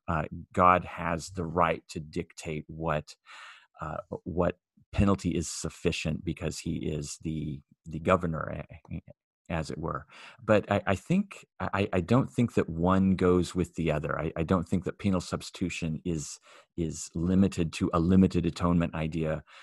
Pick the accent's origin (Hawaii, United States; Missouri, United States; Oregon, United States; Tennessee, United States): Oregon, United States; Myrtle Point; I grew up in Myrtle Point